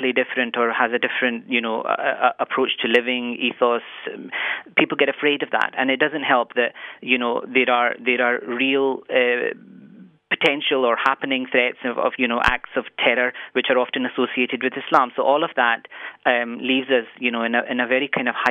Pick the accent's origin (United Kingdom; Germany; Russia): United Kingdom; Scotland; now in Ireland; where I'm from, Scotland, is changing. I am equally Pakistani in terms of where my parents came from, and I'm equally Scottish